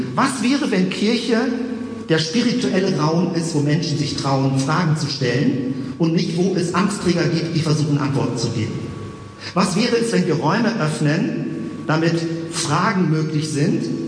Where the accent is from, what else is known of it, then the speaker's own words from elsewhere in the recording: Hamburg, Germany; now in Bremen, Germany; Ich bin eigentlich Hamburger